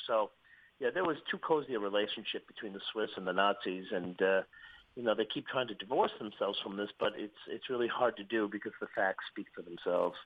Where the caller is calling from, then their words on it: Malta; I'm calling you from Malta